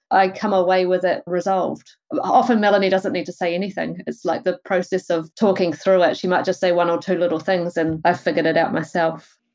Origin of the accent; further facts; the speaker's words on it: Wellington, New Zealand; moved away as an adult; also born or lived in Rotorua; now in Tauranga, New Zealand; I'm from Wellington originally